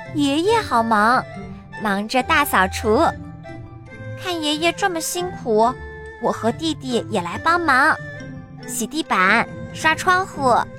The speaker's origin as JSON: {"language": "Chinese", "country": "China", "said": "今天是大年三十儿，除夕夜，是我们中国人最重要的节日。"}